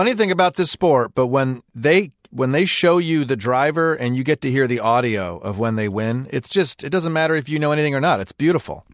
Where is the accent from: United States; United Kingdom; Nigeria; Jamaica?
United States; as an American, a Western